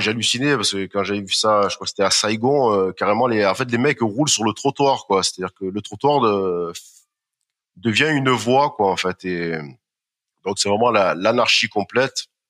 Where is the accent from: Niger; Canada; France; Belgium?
France; also born or lived in Marseille / Strasbourg; en tant que Français, Européen, occidental